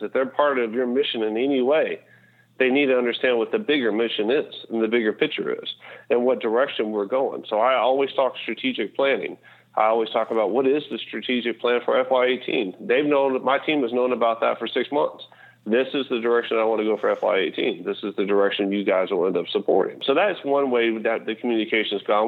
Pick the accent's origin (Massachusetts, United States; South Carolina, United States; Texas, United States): Texas, United States; I'm from Texas